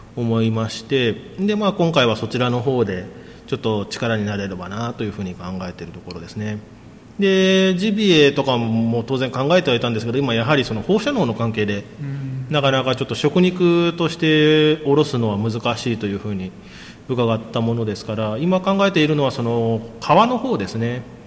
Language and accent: Japanese; Kasukabe, Saitama, Japan; moved away as an adult; also born or lived in Kumano, Mie; now in Maebashi, Japan; 埼玉県の春日部市が出身なんですが